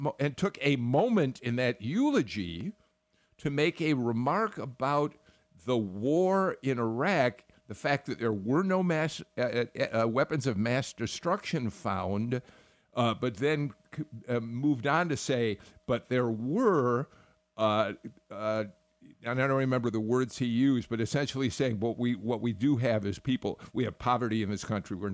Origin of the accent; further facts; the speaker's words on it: Chicago, Illinois, United States; moved away as an adult; now in Atlanta, United States; I moved down here from Chicago many, many years ago now, but I grew up in Chicago